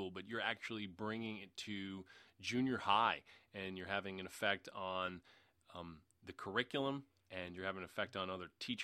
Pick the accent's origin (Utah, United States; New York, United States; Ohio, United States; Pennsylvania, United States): New York, United States; New York City; I grew up in Queens, New York, in the New York City area.